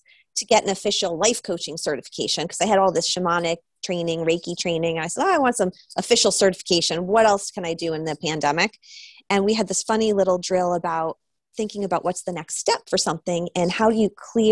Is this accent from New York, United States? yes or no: no; New Hampshire, United States; now in Topanga, United States; I grew up in New Hampshire